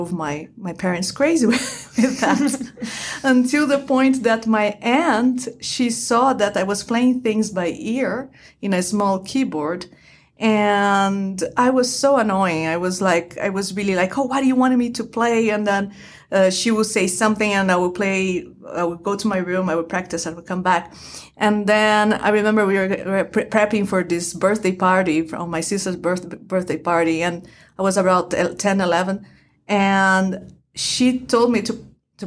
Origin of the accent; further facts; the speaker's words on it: Brazil; moved away; I am originally from Brazil. I was born and raised in Brazil